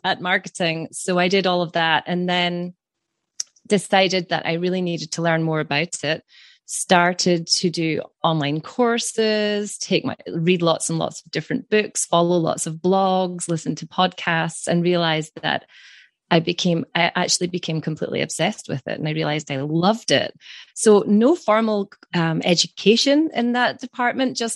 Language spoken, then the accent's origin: English; Scotland, United Kingdom; from Scotland